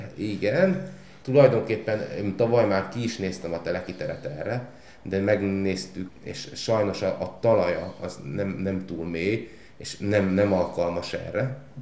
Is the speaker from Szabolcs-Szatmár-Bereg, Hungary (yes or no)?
yes; Tornyospálca, Szabolcs-Szatmár-Bereg, Hungary; moved away as an adult; also born or lived in Pécs / Gödöllő; én a gyümölcskertészetben nőttem fel otthon Szabolcsba